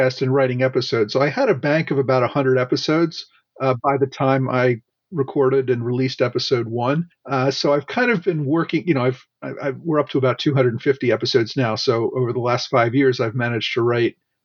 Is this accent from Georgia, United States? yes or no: no; Philadelphia, Pennsylvania, United States; I grew up in the Philadelphia area